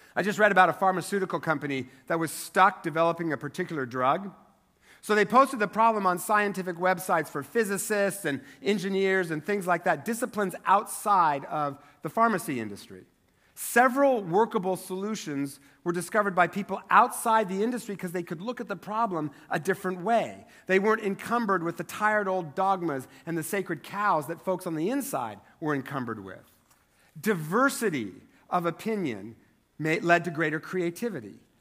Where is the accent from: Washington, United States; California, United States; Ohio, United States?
Washington, United States; Eastern; moved away; I grew up in Eastern Washington, which is only three hours away from here by car